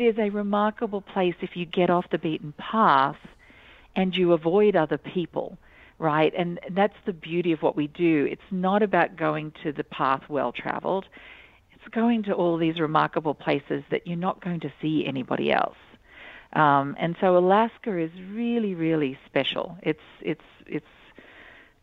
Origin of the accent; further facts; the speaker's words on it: Australia; moved away; I grew up in Australia.